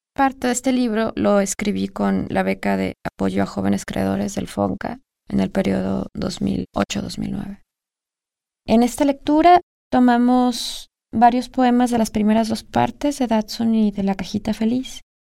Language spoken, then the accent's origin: Spanish; Guadalajara, Jalisco, Mexico; Nací en Guadalajara, Jalisco, en 1982